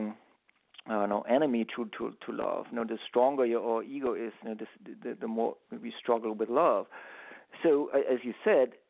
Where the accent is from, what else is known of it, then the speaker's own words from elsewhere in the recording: Germany; now in United States; I grew up in Europe, I grew up in Germany, and in Germany we held on to our Sundays